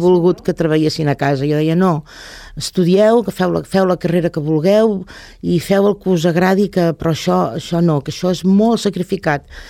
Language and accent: Catalan; Lloret de Mar, Catalonia, Spain; born or raised there